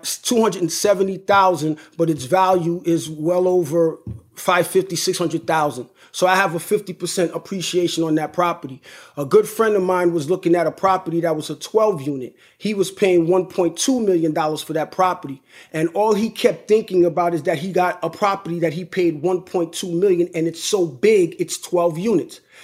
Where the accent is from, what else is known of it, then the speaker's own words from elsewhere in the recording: New York, United States; I'm from New York, right? And, but I do most of my business in Connecticut